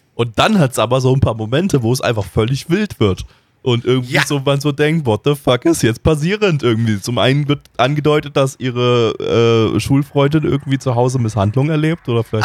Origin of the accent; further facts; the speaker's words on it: Germany; wir sind Deutsche